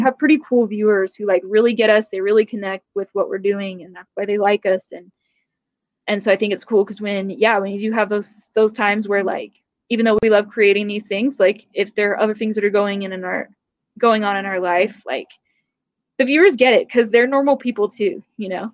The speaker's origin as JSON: {"language": "English", "region": "California", "country": "United States", "tie": "born or raised there", "said": "growing up in California"}